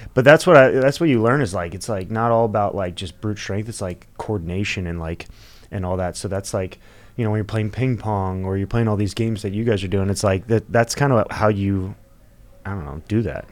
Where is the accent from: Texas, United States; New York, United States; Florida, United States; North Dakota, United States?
Florida, United States; I'm from Florida. I love Florida. I think it's just home